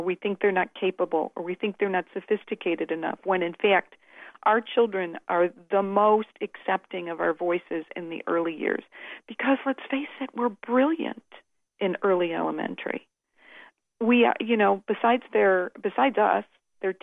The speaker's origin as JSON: {"language": "English", "town": "Chicago", "region": "Illinois", "country": "United States", "tie": "born or raised there", "moved": "yes", "said": "I grew up in Chicago"}